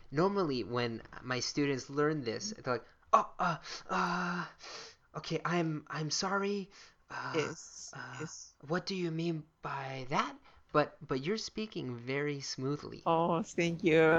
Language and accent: English; Frankfurt, Hesse, Germany; born there; Oh, I was born. I was born in Frankfurt